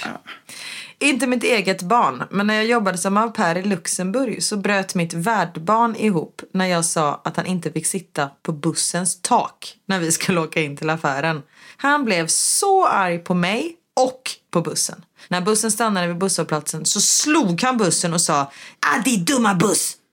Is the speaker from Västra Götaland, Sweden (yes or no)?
yes; Gothenburg, Västra Götaland, Sweden